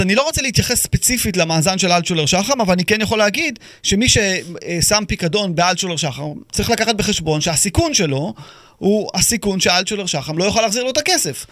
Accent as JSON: {"language": "Hebrew", "country": "Israel", "said": "אנחנו כישראלים"}